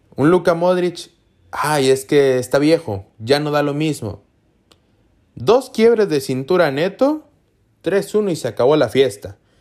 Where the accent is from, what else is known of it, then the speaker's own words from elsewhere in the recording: Mexico; Yo soy de México